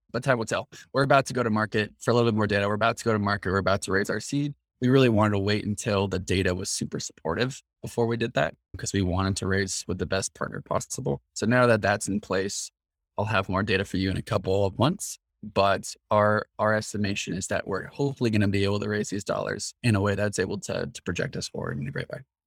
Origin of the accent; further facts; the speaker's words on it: Mill Valley, California, United States; We grew up together in Mill Valley, again, which is a town just north of San Francisco.